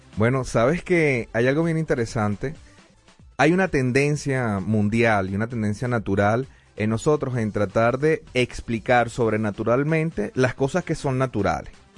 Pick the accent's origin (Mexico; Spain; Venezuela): Venezuela; now in Denver, United States; en mi país